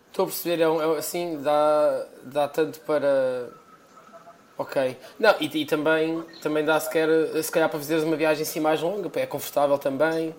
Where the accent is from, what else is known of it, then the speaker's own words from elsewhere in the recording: Portugal; now in London, United Kingdom; nós eh, ambos saímos de Portugal, eu fui para, para, para Londres